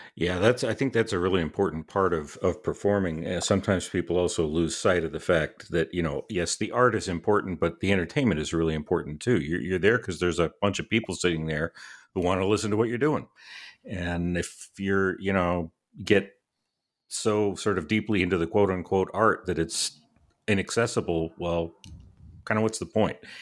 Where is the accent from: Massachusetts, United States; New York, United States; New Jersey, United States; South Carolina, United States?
Massachusetts, United States; Boston; when I was a kid growing up in Boston